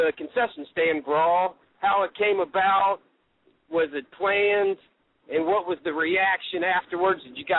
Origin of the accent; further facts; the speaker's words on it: Louisville, Kentucky, United States; I grew up in Louisville, Kentucky, so I was every Saturday morning I listened to Lance Russell